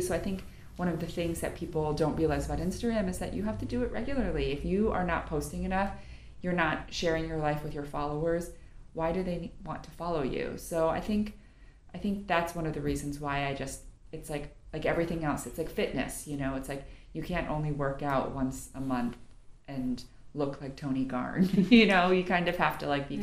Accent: New York, United States; I'm from New York originally

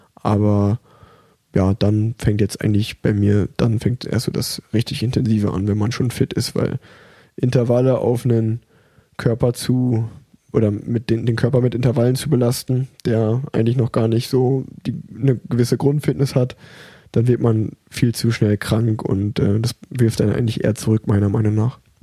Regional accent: Erfurt, Thuringia, Germany; ich bin ja auf der Erfurter Sportschule groß geworden

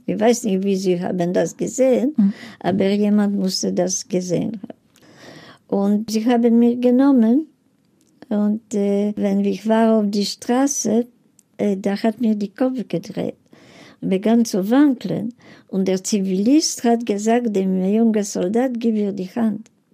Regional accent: Poland; German is a second language; moved away; meine Eltern sind geboren in Polen, ich bin geboren in Polen

